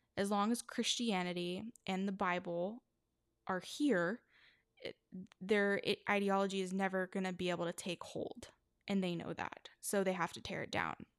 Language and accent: English; Texas, United States; my home state of Texas